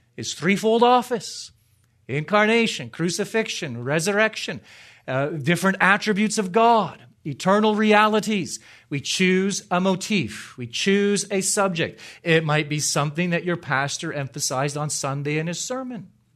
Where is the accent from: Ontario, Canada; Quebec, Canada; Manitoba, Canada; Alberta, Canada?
Ontario, Canada; moved away; I grew up in Ontario, the real Ontario, in Canada. Just north of Toronto.